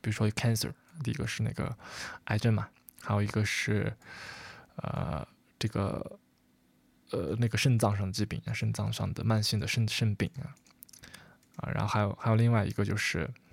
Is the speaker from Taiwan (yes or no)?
no; China; 我们中国人